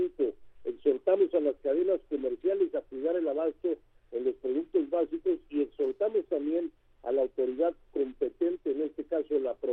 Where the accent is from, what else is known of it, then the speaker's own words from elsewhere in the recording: Mexico; todos somos mexicanos